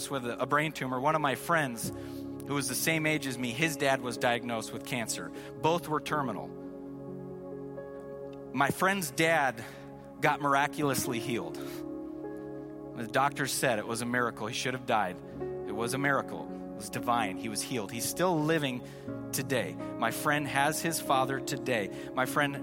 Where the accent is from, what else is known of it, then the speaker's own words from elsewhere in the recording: Seattle, Washington, United States; we're from Seattle